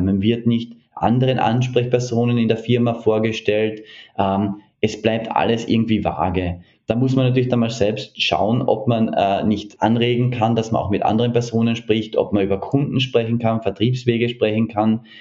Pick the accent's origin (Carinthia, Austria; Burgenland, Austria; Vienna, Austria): Carinthia, Austria; moved away as an adult; also born or lived in Hiroshima, Japan; now in Tokyo, Japan; Selbst bin ich, äh, wie erwähnt, in Kärnten aufgewachsen